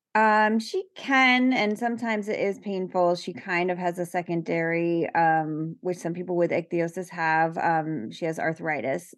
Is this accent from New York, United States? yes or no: yes; New York, United States; I'm from New York